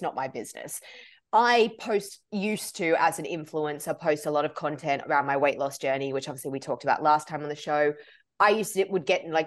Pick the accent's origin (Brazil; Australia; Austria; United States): Australia; moved away; I grew up in Australia.